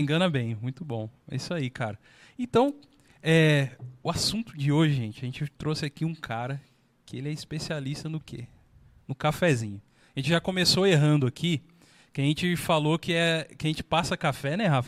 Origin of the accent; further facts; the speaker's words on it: Brazil; como brasileiro